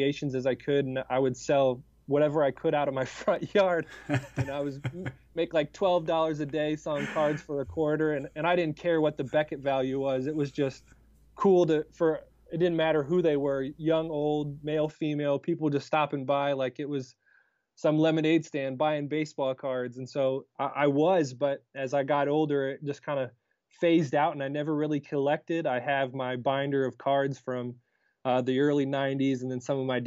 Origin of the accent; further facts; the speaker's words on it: Cleveland, Ohio, United States; I grew up in Cleveland